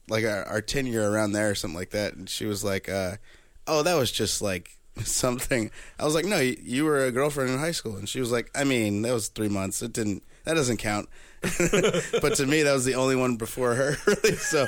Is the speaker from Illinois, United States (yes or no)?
yes; Chicago, Illinois, United States; born or raised there